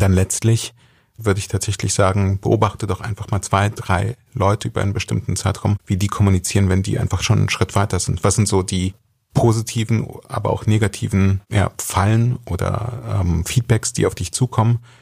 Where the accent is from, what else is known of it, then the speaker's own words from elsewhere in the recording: Germany; ich bin als Jude in Deutschland groß geworden